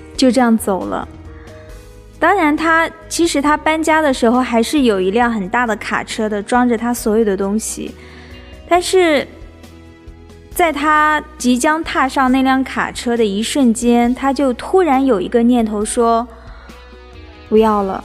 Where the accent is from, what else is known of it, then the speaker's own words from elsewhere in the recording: China; 我们中国